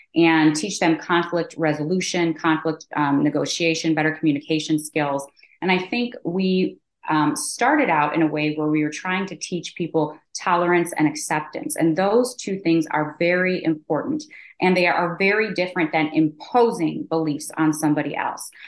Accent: Chicago, Illinois, United States; also born or lived in Michigan; born and raised in Chicago

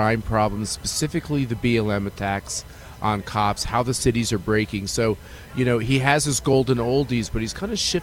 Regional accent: Kansas, United States; I'm from Kansas

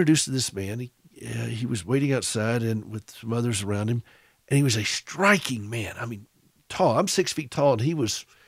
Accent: Southern, United States; accent: Southern; my Southern accent

